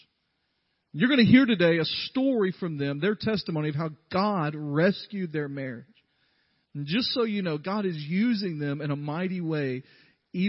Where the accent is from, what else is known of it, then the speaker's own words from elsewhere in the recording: the South, United States; I'm from the South